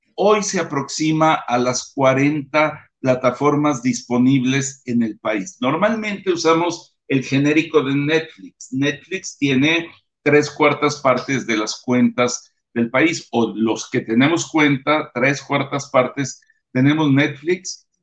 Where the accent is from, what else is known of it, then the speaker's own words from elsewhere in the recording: Mexico; como mexicanos